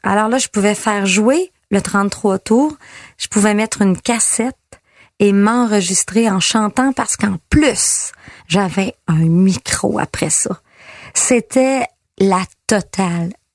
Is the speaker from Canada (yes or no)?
yes; Girardville, Quebec, Canada; je viens de Girardville, petit village juste à côté